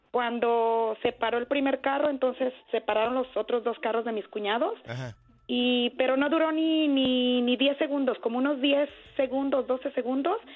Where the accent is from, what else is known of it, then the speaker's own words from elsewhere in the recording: Atotonilco el Alto, Jalisco, Mexico; yo soy de Atotonilco, Alto Jalisco.